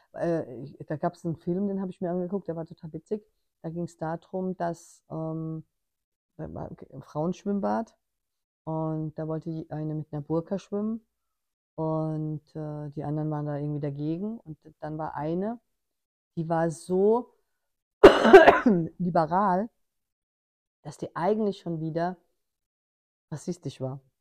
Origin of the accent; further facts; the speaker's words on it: Germany; ich als Deutsche im Ausland